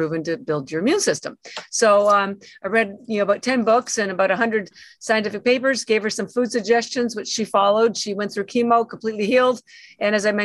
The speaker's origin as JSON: {"language": "English", "town": "Toronto", "region": "Ontario", "country": "Canada", "tie": "born or raised there", "moved": "as an adult", "lives_now": "Boston, United States", "said": "I'm actually Canadian. Born in Toronto, lived around Toronto most of my life."}